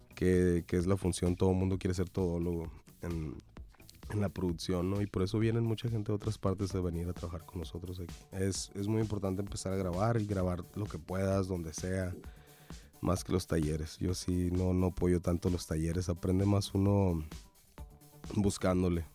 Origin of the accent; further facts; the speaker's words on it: Sonora, Mexico; somos sonorenses